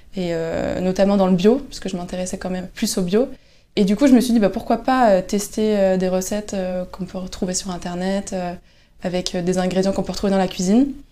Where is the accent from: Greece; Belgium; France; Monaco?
France; Lannion, Brittany; Je suis originaire de Lannion.